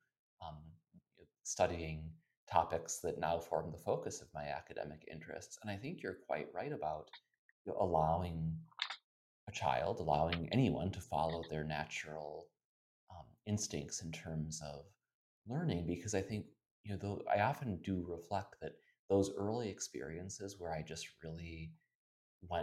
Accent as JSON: {"language": "English", "region": "the rural Midwest", "country": "United States", "tie": "born or raised there", "moved": "yes", "lives_now": "Philadelphia, United States", "said": "I had a lovely childhood, and I loved my family and my hometown very much. It was a very, in a way, idyllic, bucolic upbringing. But I always sort of knew, you know, with interests like mine, my life probably wouldn't be confined to the rural Midwest."}